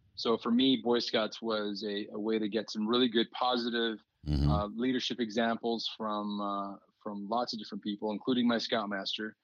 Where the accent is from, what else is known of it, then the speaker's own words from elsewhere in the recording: Douglas, Arizona, United States; So I grew up in Douglas, which is in Cochise County, right on the border of Mexico